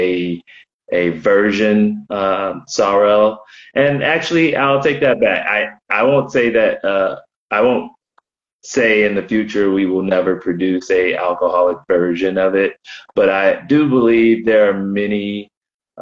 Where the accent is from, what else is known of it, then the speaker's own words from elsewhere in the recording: United States; also born or lived in Oakland / Florida / Baltimore; My background is I'm Black American